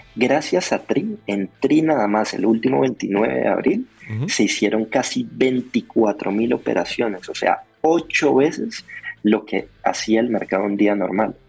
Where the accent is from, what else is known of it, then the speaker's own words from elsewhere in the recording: Colombia; yo como colombiano